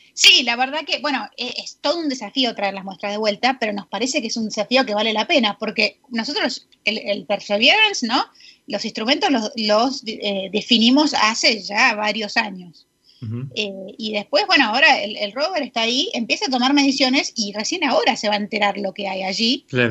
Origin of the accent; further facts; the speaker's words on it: Buenos Aires, Argentina; moved away as an adult; also born or lived in New Jersey, United States; now in United States; yo soy porteña, eh, crecí allá toda la vida y me vine a Estados Unidos a, eh, empezar la carrera